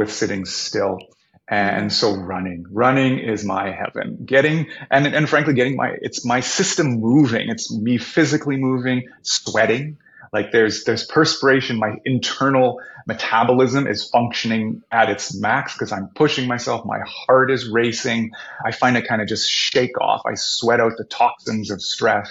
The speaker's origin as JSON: {"language": "English", "town": "Winnipeg", "region": "Manitoba", "country": "Canada", "said": "I'm from Winnipeg"}